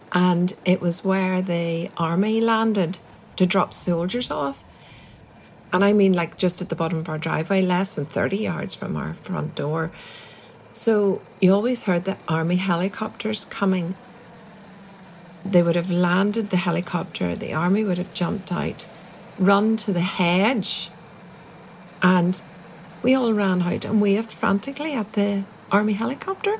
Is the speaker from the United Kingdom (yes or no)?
yes; Strabane, Northern Ireland, United Kingdom; I grew up in the Protestant tradition in Strabane, very, very much in a minority